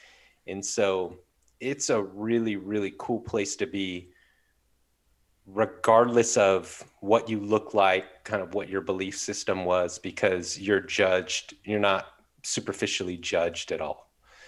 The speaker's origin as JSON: {"language": "English", "region": "Southern California", "country": "United States", "tie": "born or raised there", "moved": "yes", "said": "I was born and raised in Southern California."}